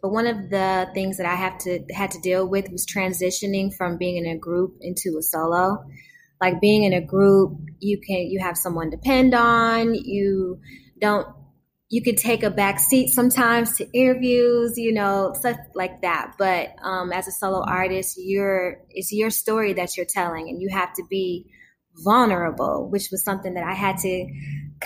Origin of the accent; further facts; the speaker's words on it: Detroit, Michigan, United States; my hometown, Detroit